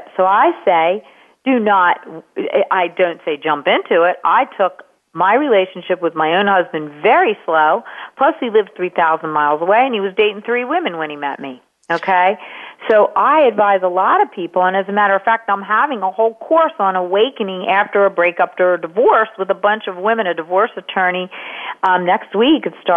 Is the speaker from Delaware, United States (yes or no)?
yes; Wilmington, Delaware, United States; moved away as an adult; also born or lived in California; my hometown of Wilmington, Delaware